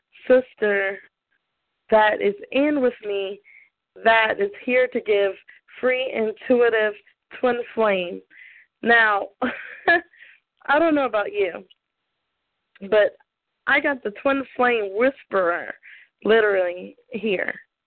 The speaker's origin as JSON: {"language": "English", "region": "the South", "country": "United States", "said": "Socks off. Socks off. You can tell I'm from the South originally."}